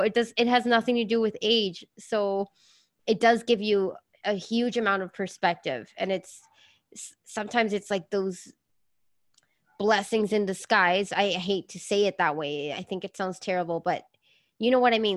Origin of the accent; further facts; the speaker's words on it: Venezuela; I grew up in Venezuela